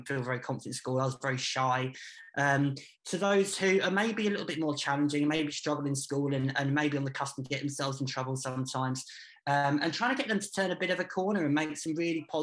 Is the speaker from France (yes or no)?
no; Peterborough, East of England, United Kingdom; I've grown up here. I grew up in Eastfield and then Dogsthorpe